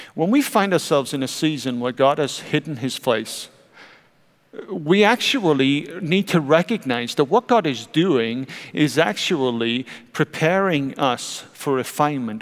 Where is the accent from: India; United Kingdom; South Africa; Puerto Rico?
United Kingdom; South Welsh coast, Wales; now in United States; I grew up on the South Welsh coast